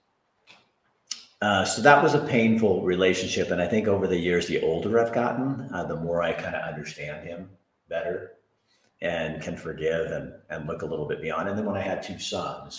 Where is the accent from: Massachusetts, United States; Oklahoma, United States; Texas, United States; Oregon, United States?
Oregon, United States; Hillsboro; I was born in Hillsboro, Oregon in 1959